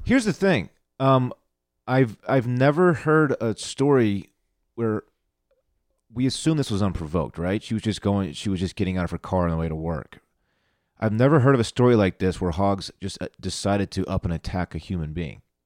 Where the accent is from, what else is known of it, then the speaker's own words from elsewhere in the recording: Austin, Texas, United States; I am from Austin, Texas